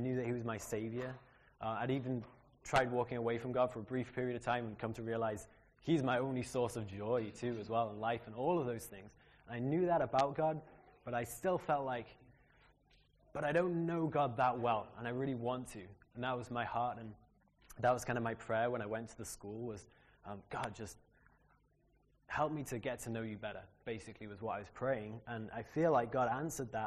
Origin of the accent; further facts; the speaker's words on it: Liverpool, North West England, United Kingdom; moved away as an adult; also born or lived in United States; grew up in Liverpool in a great Christian family